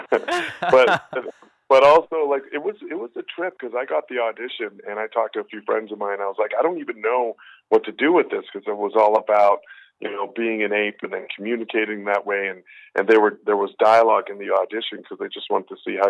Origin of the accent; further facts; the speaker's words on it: Winnipeg, Manitoba, Canada; I'm from Winnipeg, Manitoba, and we were playing a bar in Winnipeg